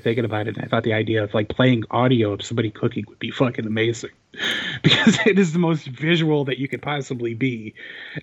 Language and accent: English; Chicago, Illinois, United States; I grew up in Chicago as a kid